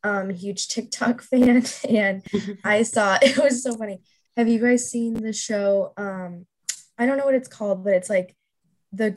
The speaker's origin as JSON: {"language": "English", "town": "St. Louis", "region": "Missouri", "country": "United States", "moved": "as an adult", "lives_now": "Kansas City, United States", "said": "I'm from St. Louis, Missouri"}